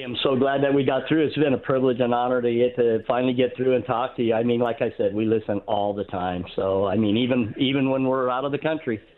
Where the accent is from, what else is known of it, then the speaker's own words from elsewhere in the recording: Arizona, United States; moved away as an adult; also born or lived in Utah; we're from Arizona originally.